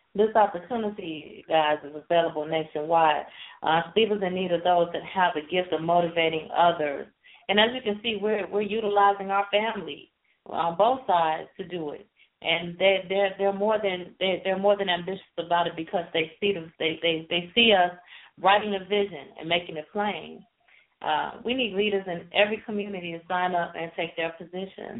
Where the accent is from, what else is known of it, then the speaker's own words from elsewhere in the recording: Chicago, Illinois, United States; I'm from Chicago